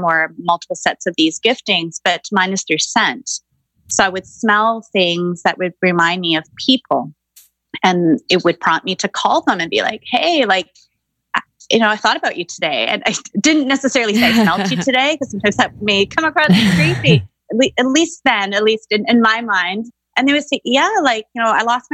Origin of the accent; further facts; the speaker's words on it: Vancouver, British Columbia, Canada; I grew up in Greater Vancouver in the 80s